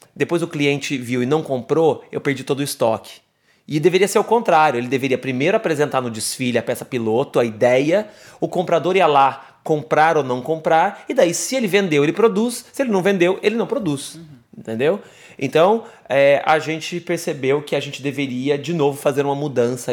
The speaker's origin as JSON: {"language": "Portuguese", "town": "Jacutinga", "region": "Minas Gerais", "country": "Brazil", "tie": "born or raised there", "moved": "as an adult", "lives_now": "São Paulo, Brazil", "said": "Eu sou mineiro, numa cidadezinha que se chama Jacutinga, de 17 mil habitantes no sul de Minas"}